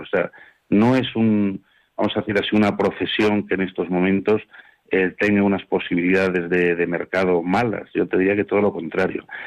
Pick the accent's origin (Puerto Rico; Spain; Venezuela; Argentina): Spain; como españoles